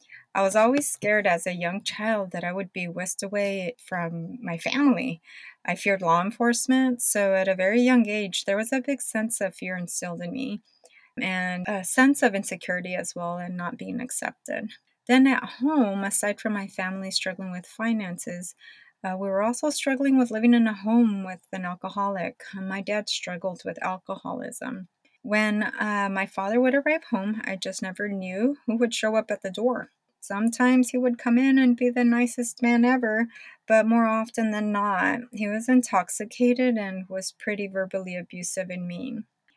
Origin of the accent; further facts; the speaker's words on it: Jalisco, Mexico; born there; moved away; So, as a start, I was born in Jalisco, Mexico.